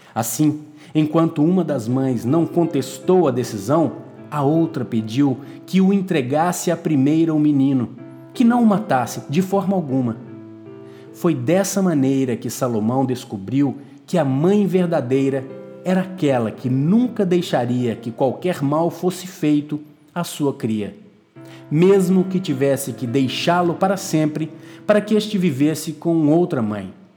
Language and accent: Portuguese; Minas Gerais, Brazil; also born or lived in Porto; minha terra, Minas Gerais